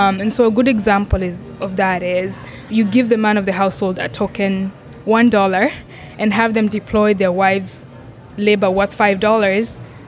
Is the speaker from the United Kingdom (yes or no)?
no; Kenya; So I grew up in Kenya, and I grew up on a coffee farm. So my grandfather was one of the first Kenyans to grow coffee.